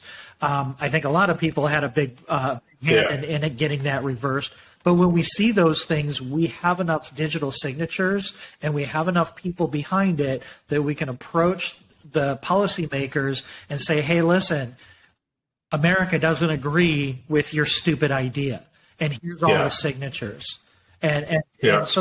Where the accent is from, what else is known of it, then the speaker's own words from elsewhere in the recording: Michigan, United States; I grew up in Michigan like you did